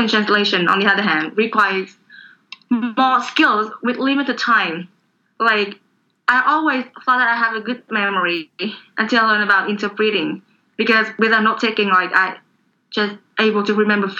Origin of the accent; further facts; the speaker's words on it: Vietnam; English is a second language; I'm now 21 years old now, and I'm from Vietnam